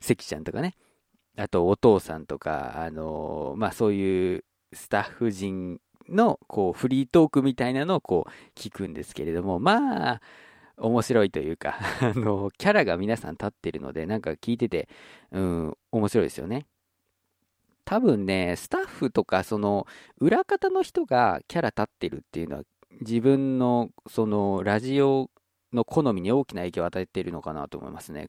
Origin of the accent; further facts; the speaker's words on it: Okayama, Japan; 僕の地元の岡山だったらきびだんごとかだと思うんですけれども